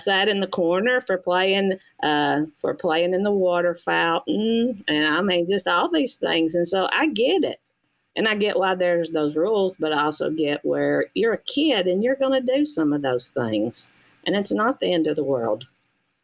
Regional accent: United States; I was born in Walker County. I was educated in Walker County. And I live in Walker County

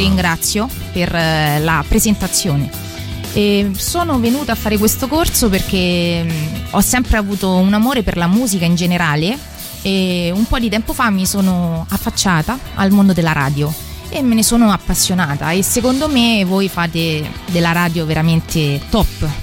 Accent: Palestrina, Lazio, Italy; il mio paese di origine che è Palestrina che si trova sempre in provincia di Roma

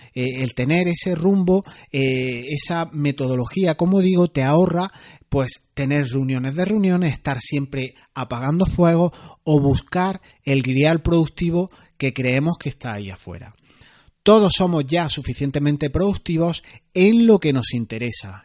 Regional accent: Granada, Andalusia, Spain; soy andaluz, granaíno, como decimos aquí

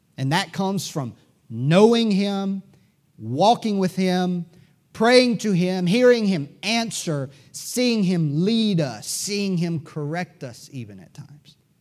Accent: United States; We Americans

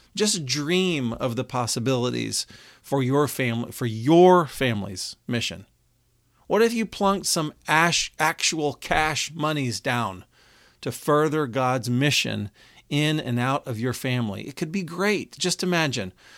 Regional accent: Texas, United States; now in Cincinnati, United States; We grew up together in Texas. I now live in Cincinnati

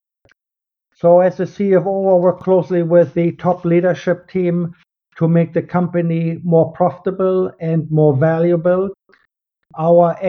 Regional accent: Germany; English is a second language; moved away as an adult; also born or lived in London / Paris / South America; now in Los Angeles, United States; I was born in Germany. You probably can hear this in my accent.

